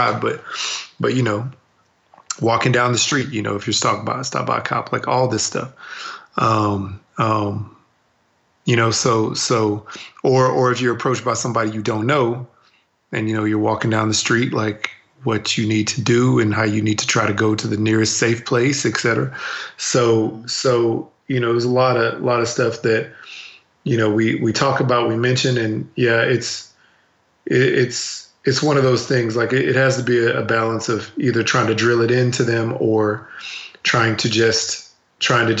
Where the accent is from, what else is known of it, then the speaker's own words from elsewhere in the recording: Texas, United States; growing up in Texas